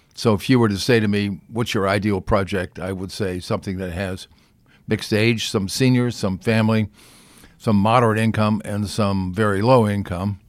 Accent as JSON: {"language": "English", "region": "California", "country": "United States", "said": "I'm from California"}